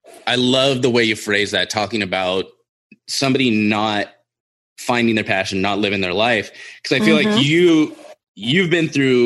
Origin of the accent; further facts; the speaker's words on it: California, United States; Well, so I grew up in Southern California.